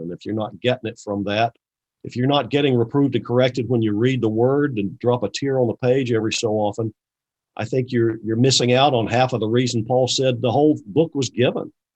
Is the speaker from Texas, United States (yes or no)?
no; Valdese, North Carolina, United States; I grew up in North Carolina